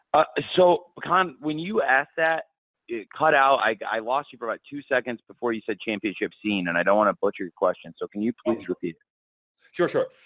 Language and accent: English; Illinois, United States; I was born in Illinois, and it's a home to me